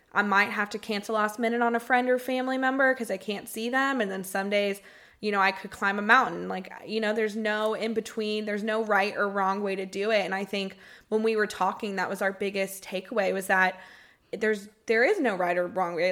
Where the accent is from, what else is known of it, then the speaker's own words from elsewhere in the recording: Marietta, Georgia, United States; moved away as an adult; now in Tampa, United States; I was born and raised in Marietta, Georgia